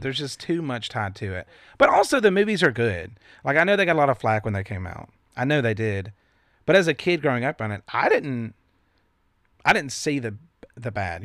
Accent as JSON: {"language": "English", "region": "the Bible Belt", "country": "United States", "tie": "born or raised there", "said": "we grew up in the Bible Belt."}